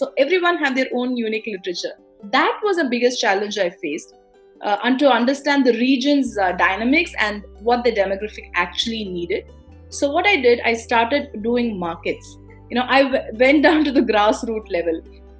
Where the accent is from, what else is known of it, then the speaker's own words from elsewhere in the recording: Chennai, Tamil Nadu, India; where I grew up in Chennai, where literature and the language, which is Tamil, the language is very rich in literature.